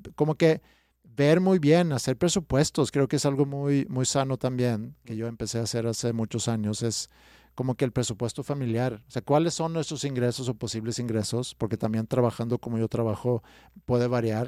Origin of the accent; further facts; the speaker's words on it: Stockholm, Stockholm County, Sweden; Spanish is a second language; moved away as an adult; also born or lived in Staufen, Germany; now in Mexico; yo crecí en Estocolmo